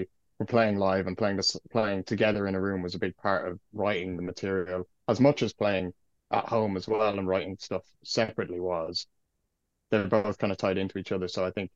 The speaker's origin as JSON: {"language": "English", "region": "County Clare", "country": "Ireland", "also_born_or_lived": "Galway", "moved": "as an adult", "lives_now": "Bristol, United Kingdom", "said": "I'm from Clare"}